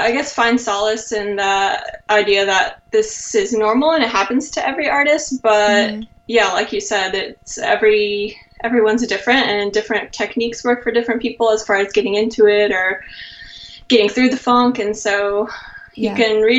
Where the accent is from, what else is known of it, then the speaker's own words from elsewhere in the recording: North Carolina, United States; moved away as an adult; now in San Jose, United States; I'm originally from North Carolina and I grew up there, but I moved to California almost 3 years ago